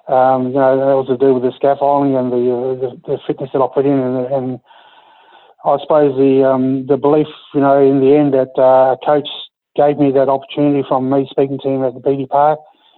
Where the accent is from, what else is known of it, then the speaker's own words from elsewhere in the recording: Tammin, Western Australia, Australia; moved away; my hometown, Tamman